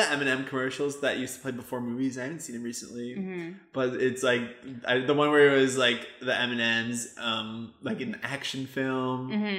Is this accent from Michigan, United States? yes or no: yes; Michigan, United States; moved away; growing up in Michigan, the leaves would always change.